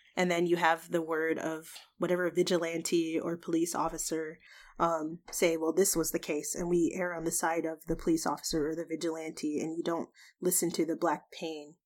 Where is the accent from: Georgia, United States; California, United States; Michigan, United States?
Georgia, United States; moved away as an adult; now in Washington, D.C. area, United States; I'm from Georgia. I'm born and raised, uh, the only time I've not lived in the state of Georgia was in the past two years when I moved to, um, the D C area